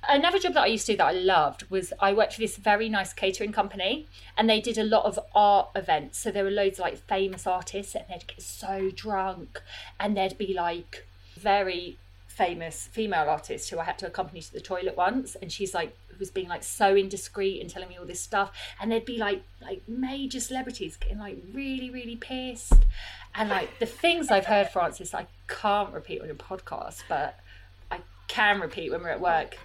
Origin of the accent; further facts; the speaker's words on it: Croydon, London, United Kingdom; now in southeast London, United Kingdom; I I am from Croydon, like you say, from Purley in Croydon.